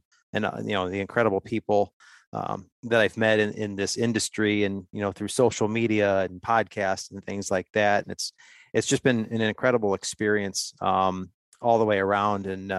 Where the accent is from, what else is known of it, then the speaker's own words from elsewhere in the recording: Ohio, United States; I'm just an Ohio guy, 45 years old, born and raised in Ohio. Grew up in a hunting family.